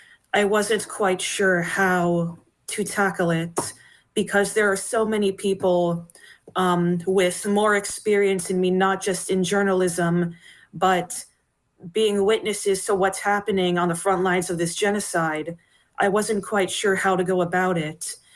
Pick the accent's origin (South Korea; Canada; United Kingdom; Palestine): Palestine; not even the fact that we come from Palestine ourselves, it's enough for them to consider us terrorists.